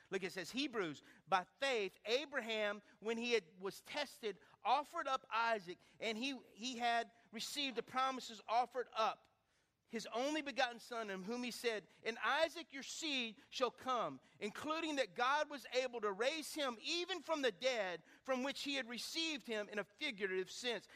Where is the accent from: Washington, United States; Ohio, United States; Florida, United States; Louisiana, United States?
Louisiana, United States; Lake Charles; growing up in Lake Charles on Cactus Drive, 1221 Cactus Drive